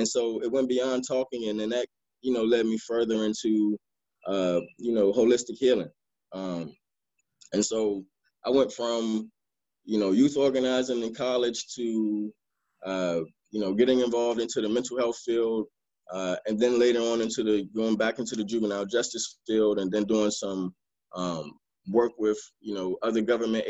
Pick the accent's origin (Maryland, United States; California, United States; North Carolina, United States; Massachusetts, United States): Maryland, United States; also born or lived in Washington, D.C.; then moved to Maryland, spent most of my time in Maryland